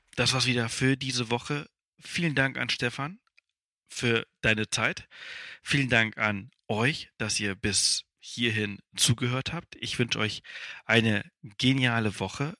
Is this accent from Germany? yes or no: no; Spain; German is a second language; moved away; ich komme ja aus Spanien, ich bin in Spanien geboren und aufgewachsen